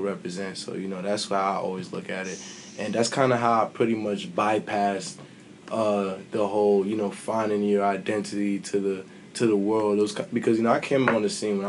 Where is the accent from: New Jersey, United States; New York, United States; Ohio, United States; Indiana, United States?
New York, United States; New York City; I'm a kid from Brooklyn